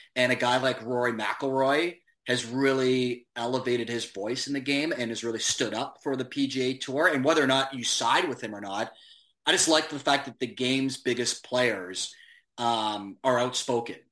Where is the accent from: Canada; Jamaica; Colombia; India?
Canada; Hamilton, Ontario; my hometown of Hamilton